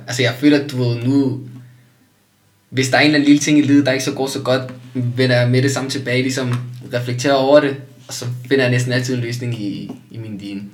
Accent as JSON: {"language": "Danish", "country": "Denmark", "tie": "born or raised there", "said": "jeg er også opvokset i et dansk samfund"}